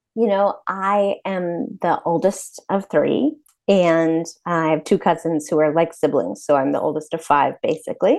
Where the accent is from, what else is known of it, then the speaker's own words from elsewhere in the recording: Brooklyn, New York, United States; moved away; also born or lived in Princeton, New Jersey / Philadelphia / Washington, D.C.; I was born in Brooklyn and raised in Brooklyn and in Princeton, New Jersey